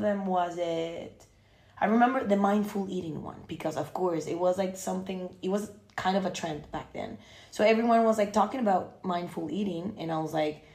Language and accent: English; Costa Rica; moved away; I'm originally from Costa Rica.